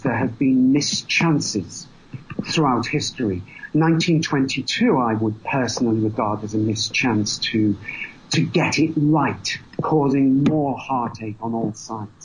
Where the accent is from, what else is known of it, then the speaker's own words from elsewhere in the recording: England, United Kingdom; I have Irish blood, I am English